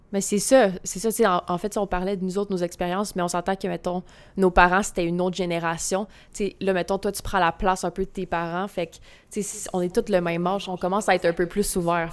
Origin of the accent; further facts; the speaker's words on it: Gaspésie, Quebec, Canada; je viens de la Gaspésie